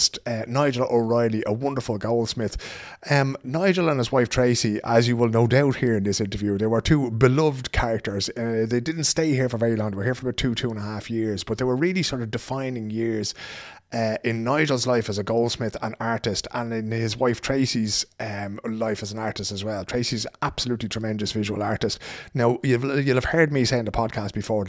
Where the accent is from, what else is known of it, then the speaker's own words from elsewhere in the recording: Dublin, Leinster, Ireland; accent: Dublin; now in Sweden; my Dublin accent